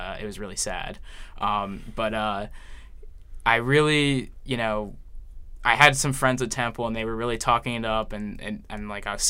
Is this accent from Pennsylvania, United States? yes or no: yes; Horsham, Pennsylvania, United States; I'm from a little town called Horsham